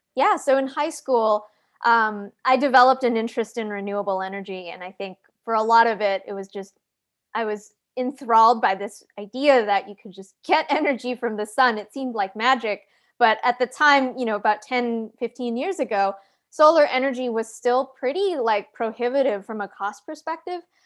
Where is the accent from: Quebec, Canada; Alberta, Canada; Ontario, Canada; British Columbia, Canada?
Alberta, Canada; Calgary; moved away; I grew up in Calgary, Canada